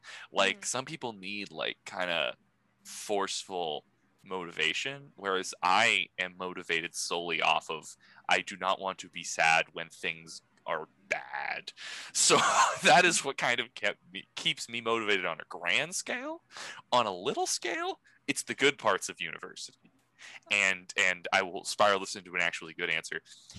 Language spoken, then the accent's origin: English; France; Oh, I know, but these are fancy words. We're from France, so this is a highbrow podcast.